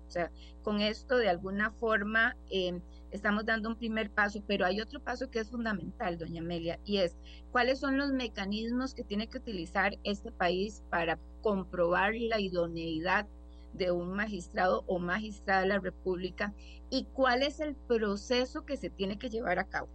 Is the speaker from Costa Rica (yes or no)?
yes; Costa Rica; como, como costarricenses